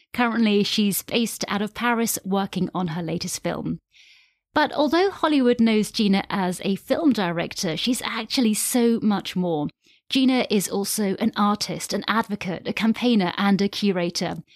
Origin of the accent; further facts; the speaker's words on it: United Kingdom; I'm a British-born, half English, half Irish white woman